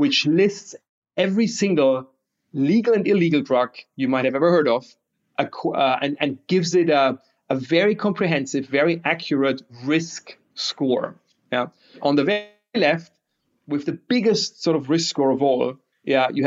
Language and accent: English; Bavaria, Germany; I'm from Bavaria, and that means a lot because like their beer is like our daily nutrition